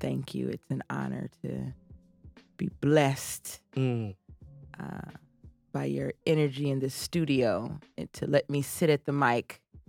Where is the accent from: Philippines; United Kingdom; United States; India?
United States; And so during the break, I told her I was from the South Side. We lived right around the corner from each other, and she knew my father.